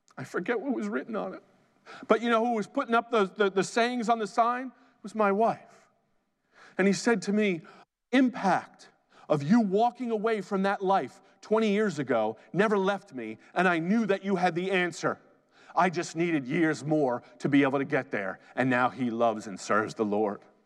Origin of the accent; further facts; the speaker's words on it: New Jersey, United States; I'm from Jersey